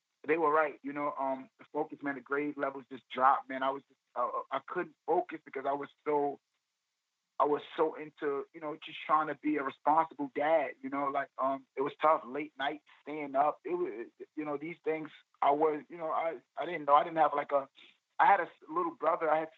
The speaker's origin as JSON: {"language": "English", "town": "New York City", "region": "New York", "country": "United States", "tie": "born or raised there", "said": "I grew up in East New York, Brooklyn"}